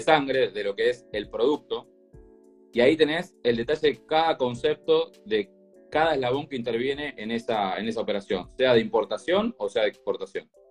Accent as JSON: {"language": "Spanish", "town": "Lanús", "region": "Buenos Aires Province", "country": "Argentina", "said": "soy, soy de Lanús, hincha de Lanús"}